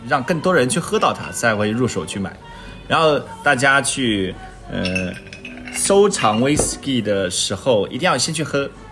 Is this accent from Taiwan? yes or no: no; China; 我们其实中国人